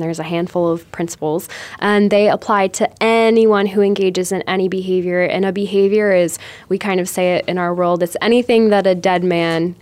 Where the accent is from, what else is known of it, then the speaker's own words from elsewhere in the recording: Michigan, United States; also born or lived in Florida; now in Phoenix, United States; I'm from Michigan, so I'm used to driving in like 12 inches of snow.